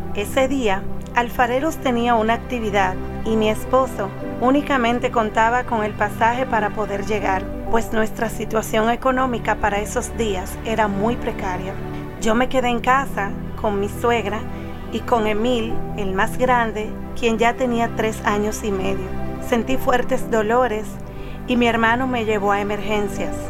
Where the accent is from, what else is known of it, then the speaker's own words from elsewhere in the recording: Dominican Republic; soy de República Dominicana